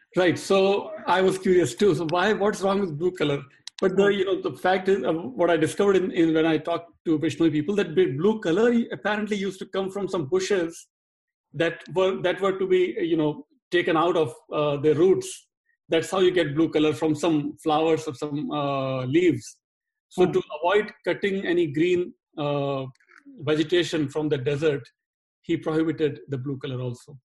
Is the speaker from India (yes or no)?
yes; India; now in Dallas, United States; I'm speaking as an Indian